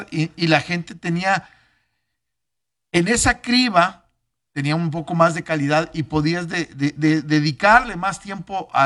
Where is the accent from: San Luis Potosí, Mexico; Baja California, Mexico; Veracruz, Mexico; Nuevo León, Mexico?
Nuevo León, Mexico; Monterrey; aquí en Monterrey